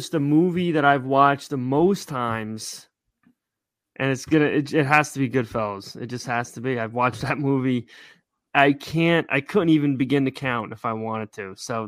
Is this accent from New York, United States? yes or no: no; West Caldwell, New Jersey, United States; I'm from West Caldwell